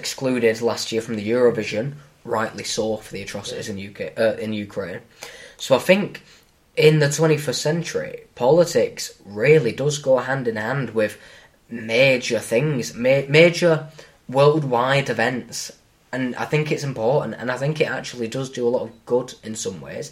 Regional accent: England, United Kingdom; I'm English

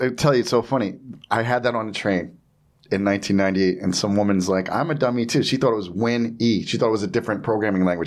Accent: New Jersey, United States; I'm from Jersey.

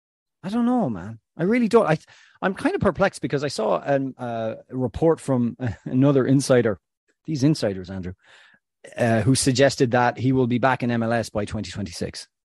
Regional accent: Tubbercurry, County Sligo, Ireland; No, he's at Como FC in Serie B with a local lad from where I come from Tobacurry.

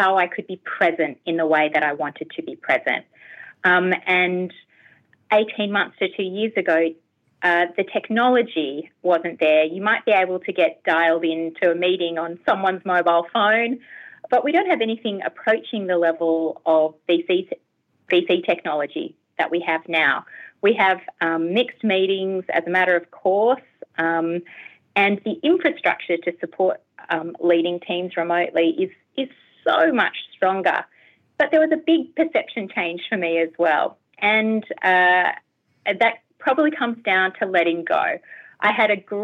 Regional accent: Canberra, Australian Capital Territory, Australia; moved away as an adult; now in Hobart, Australia; I'm not actually a native Tasmanian. I'm a native Canberran. So I grew up in Canberra.

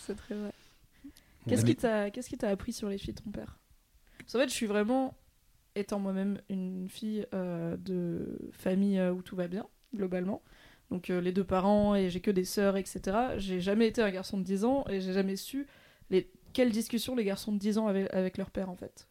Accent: France; tous les trois, on est aussi de province

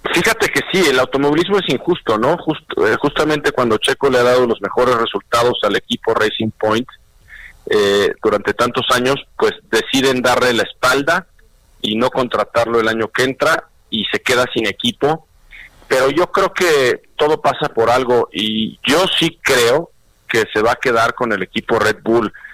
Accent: Mexico

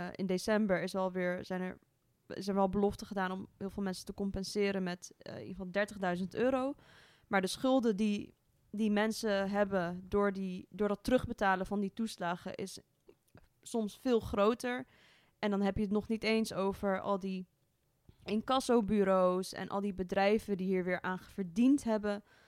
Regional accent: Amsterdam, North Holland, Netherlands; kom ook uit het mooie Amsterdam

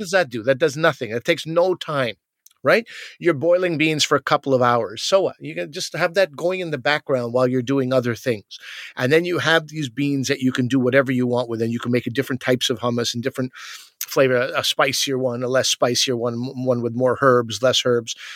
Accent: Quebec, Canada; I'm from Quebec

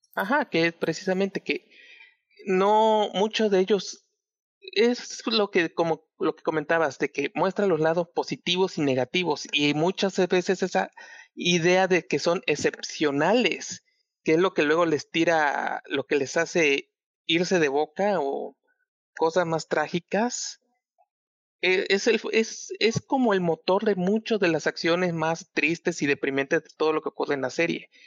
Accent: Chiapas, Mexico; yo soy de Chiapas

